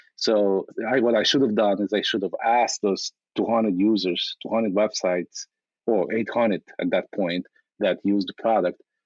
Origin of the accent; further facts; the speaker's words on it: Ukraine; now in United States; in, 1997, I immigrated from from Ukraine uh, as a refugee